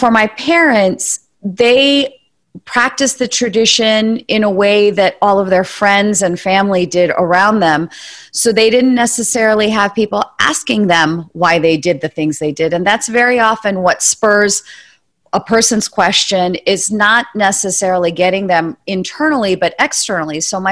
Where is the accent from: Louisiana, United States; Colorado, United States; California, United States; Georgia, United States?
California, United States; San Francisco Bay Area; I grew up in the San Francisco Bay Area